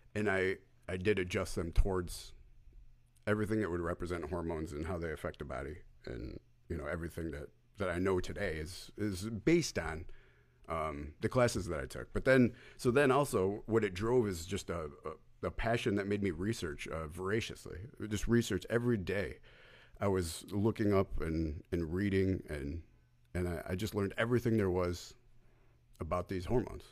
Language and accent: English; New York, United States; I was born in New York.